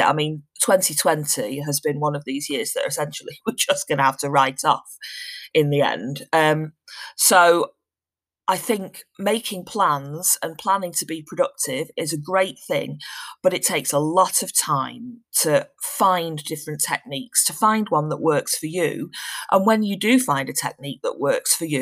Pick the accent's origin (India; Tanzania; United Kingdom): United Kingdom; Manchester, North West England; now in Shropshire, United Kingdom; I'm originally from Manchester, but currently living in Shropshire.